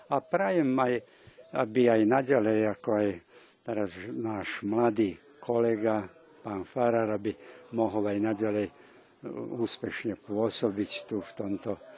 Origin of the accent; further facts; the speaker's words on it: Kisač, Vojvodina, Serbia; moved away as an adult; also born or lived in Aradáč, Serbia / Bratislava, Slovakia; now in Slovakia; ja som pochádzam z Kisáča, z dolnozemských Slovákov.